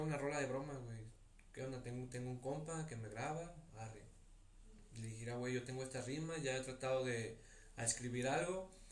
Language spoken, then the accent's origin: Spanish; Tepic, Nayarit, Mexico; yo nací aquí en Tepic, ¿verdad? Tú sabes, aquí me la he pasado mis 21 años, no me he ido a vivir a otro lado